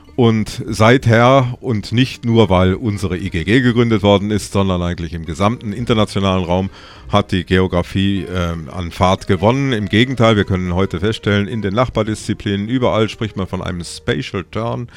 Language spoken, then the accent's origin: German; North Rhine-Westphalia, Germany; moved away as an adult; also born or lived in Tyrol, Austria; now in Innsbruck, Austria; ich bin ein gebürtiger Westfale, was man meiner Sprache wohl auch noch annimmt